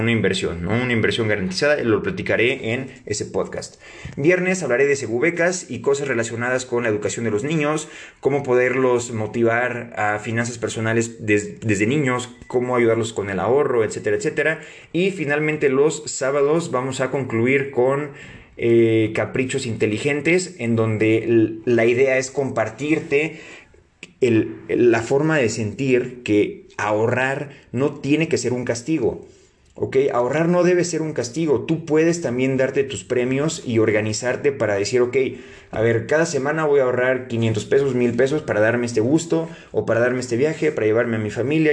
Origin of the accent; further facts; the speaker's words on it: Mexico; como mexicanos